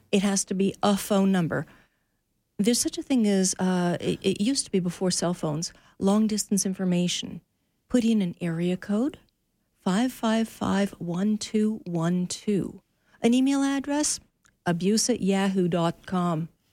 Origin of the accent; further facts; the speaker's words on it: Canada; we Canadians